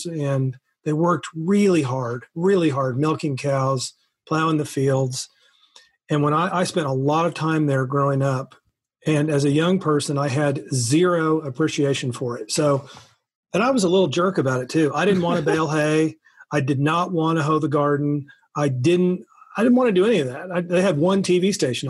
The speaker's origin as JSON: {"language": "English", "region": "Missouri", "country": "United States", "also_born_or_lived": "Texas", "said": "I'm from Missouri"}